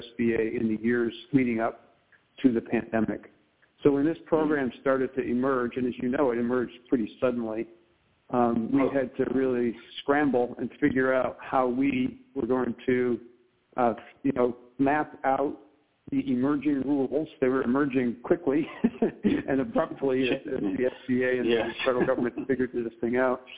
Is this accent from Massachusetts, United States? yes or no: yes; Pittsfield, Massachusetts, United States; also born or lived in Seattle, Washington; I grew up in the region that I serve today of Berkshire County, you know, Western Mass, Eastern New York. This is my hometown.